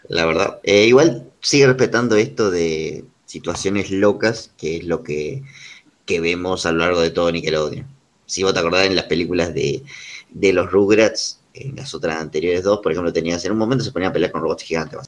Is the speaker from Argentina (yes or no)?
yes; Argentina